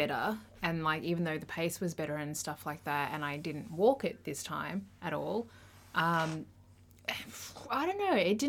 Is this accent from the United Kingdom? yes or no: no; Australia; I'm an Australian. I don't talk in miles. I talk in kilometers.